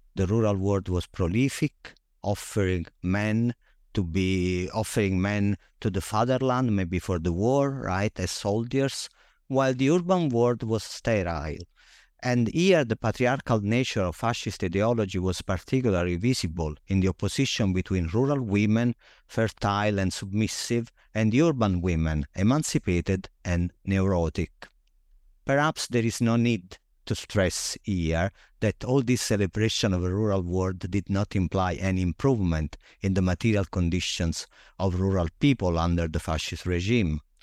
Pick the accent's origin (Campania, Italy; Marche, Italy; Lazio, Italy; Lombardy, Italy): Campania, Italy; Naples; moved away; I grew up in Naples, Italy